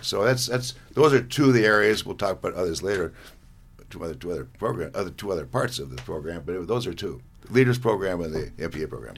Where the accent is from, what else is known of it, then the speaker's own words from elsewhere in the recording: Montana, United States; we Montanans are prouder of Montana than Texans are of Texas